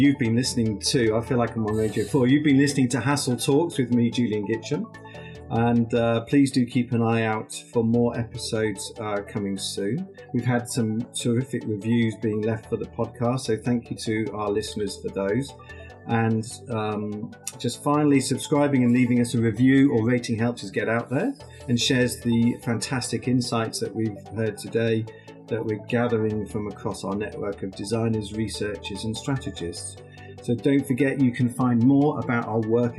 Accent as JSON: {"language": "English", "area": "near Jodrell Bank", "region": "North West England", "country": "United Kingdom", "tie": "born or raised there", "said": "I remember coming as a boy to Jodrell Bank, my hometown's not far away"}